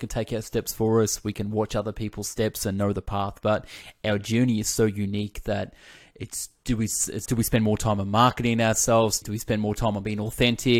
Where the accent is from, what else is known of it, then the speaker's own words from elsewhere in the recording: Australia; accent: Australian; I'm Australian